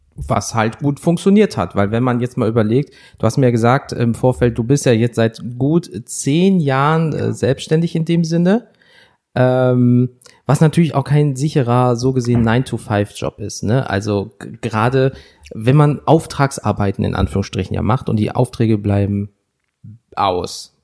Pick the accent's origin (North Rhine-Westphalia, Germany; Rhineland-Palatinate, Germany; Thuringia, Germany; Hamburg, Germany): North Rhine-Westphalia, Germany; Wuppertal; Heute sind wir in Wuppertal, meiner Heimat